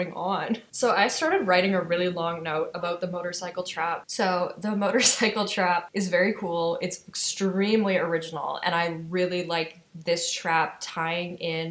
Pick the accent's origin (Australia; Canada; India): Canada; the Midwest in Canada, the Prairies; I grew up in the Midwest in Canada